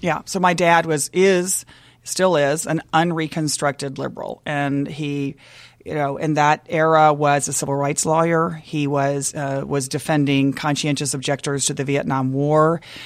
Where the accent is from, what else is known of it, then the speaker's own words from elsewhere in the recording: Dallas, Texas, United States; moved away; also born or lived in Waco, Texas; I grew up in, I was born in Waco, which is also bragging rights, I think, uh, but really grew up in Dallas